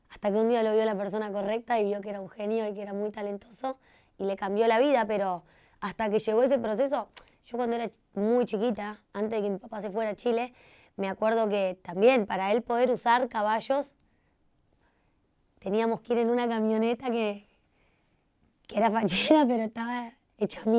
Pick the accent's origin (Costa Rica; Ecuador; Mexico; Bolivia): Costa Rica; moved away; Viví con ella, bueno, desde que me vine de Costa Rica